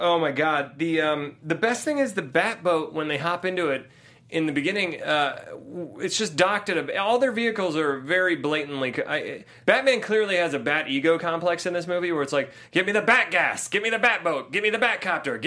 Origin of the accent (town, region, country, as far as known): Ohio, United States; born or raised there; now in Los Angeles, United States